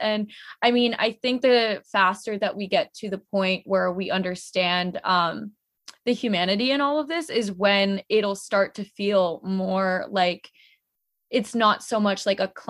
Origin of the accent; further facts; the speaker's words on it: United States; being Indian American